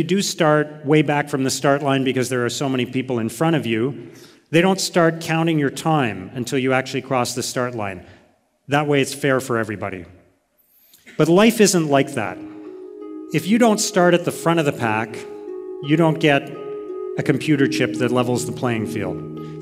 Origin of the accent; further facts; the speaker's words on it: Canada; born in Canada, as I was